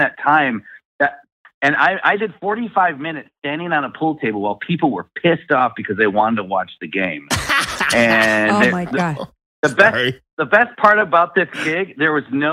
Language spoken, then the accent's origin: English; Coldwater, Michigan, United States; I grew up in a very small farm town in southwest Michigan called Coldwater, Michigan